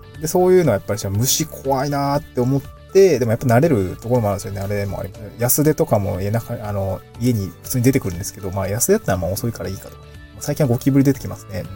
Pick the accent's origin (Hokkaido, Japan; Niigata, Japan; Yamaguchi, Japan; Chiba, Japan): Niigata, Japan; moved away as an adult; also born or lived in Aomori / Tokyo; now in Awaji Island, Japan; 私新潟生まれ、青森で4年す、まあ新潟で20、18年か住んで、えー、青森で4年住んでっていう感じなんで